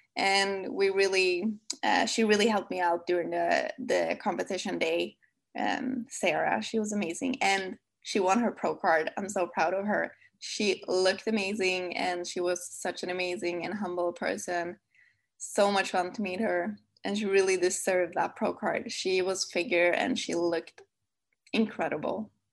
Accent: Sweden; accent: Swedish; English is a second language; my lovely Swedish accent

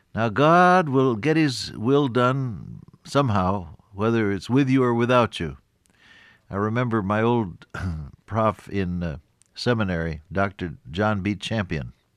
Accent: Ohio, United States; moved away; When I was a little boy growing up on the Ohio farm, living with my aunt and uncle

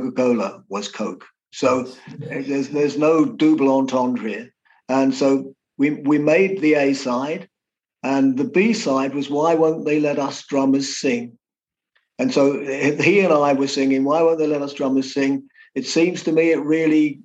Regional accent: London, United Kingdom; we came from London, so we were Liverpool people, but we weren't

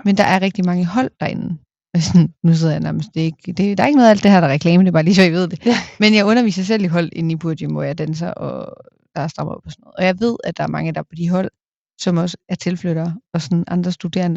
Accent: a small town outside Aalborg, North Denmark Region, Denmark; virkelig følt opvokset i en mm. lille by udenfor

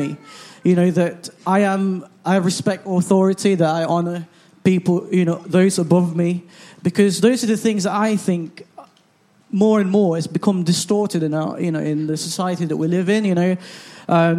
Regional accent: Philippines; now in England; I grew up in the Philippines

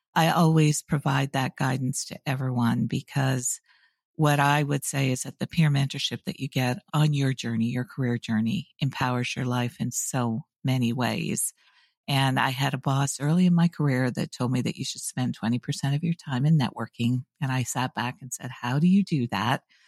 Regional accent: Canada; moved away as an adult; also born or lived in University of Waterloo, Canada; now in United States; I'm a Canadian by birth. I've lived now in the U S for just over twenty-five years.

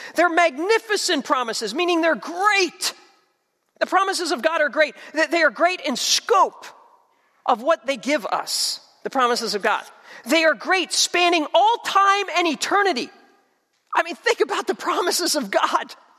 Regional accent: New Jersey, United States; I grew up in South Jersey.

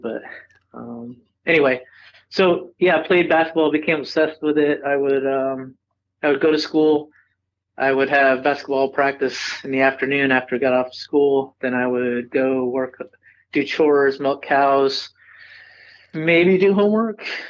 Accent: Cooperstown, New York, United States; also born or lived in Carlisle, New York; I was born born and raised in upstate New York

